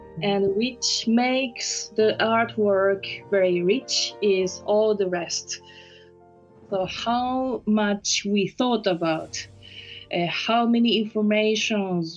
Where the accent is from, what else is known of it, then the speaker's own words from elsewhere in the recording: Osaka, Japan; English is a second language; moved away as an adult; also born or lived in Tokyo, Japan / Paris, France; now in The Hague, Netherlands; My origin is Japanese. So I was born in Osaka, in Japan